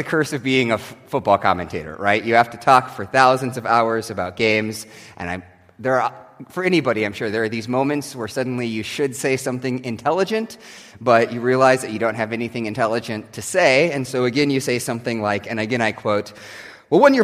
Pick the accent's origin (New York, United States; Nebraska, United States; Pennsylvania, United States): Nebraska, United States; growing up in Nebraska